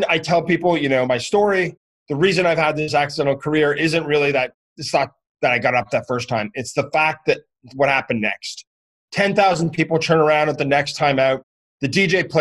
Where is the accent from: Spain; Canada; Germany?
Canada; I'm from Canada